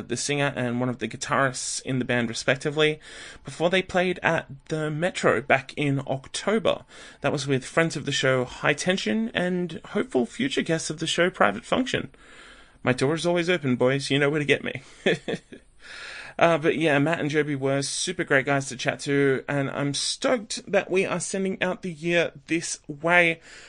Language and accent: English; Australia; maybe I'm the Australian version of Better Yet.